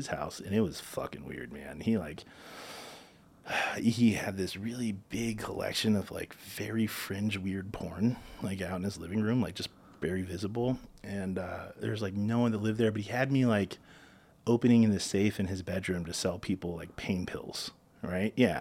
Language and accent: English; South Florida, United States; I'm from South Florida